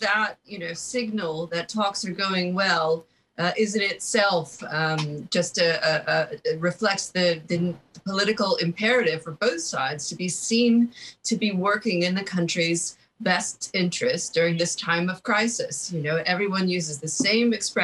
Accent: United States; moved away as an adult; I'm an American who's been living outside my country for over 20 years

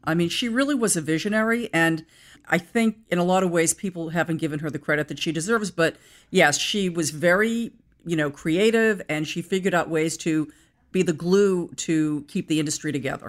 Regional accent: Brookline, Massachusetts, United States; I was born in Brookline, Massachusetts

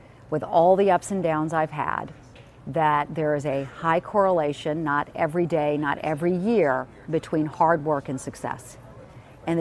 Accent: Charleston, South Carolina, United States; moved away; I love my hometown

